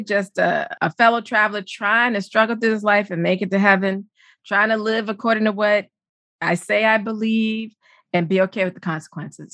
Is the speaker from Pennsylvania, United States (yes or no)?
no; Charleston, South Carolina, United States; I'm a Southerner from Charleston, South Carolina